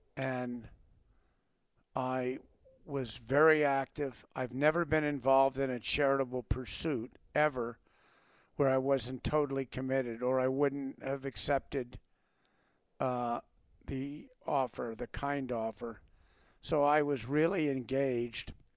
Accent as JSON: {"language": "English", "town": "Montclair", "region": "New Jersey", "country": "United States", "tie": "born or raised there", "also_born_or_lived": "California", "moved": "yes", "lives_now": "Idaho, United States", "said": "I grew up in Montclair, New Jersey"}